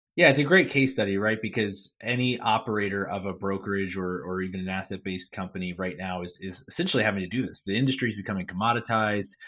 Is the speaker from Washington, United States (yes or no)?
no; Philadelphia, Pennsylvania, United States; I'm from Philadelphia, Pennsylvania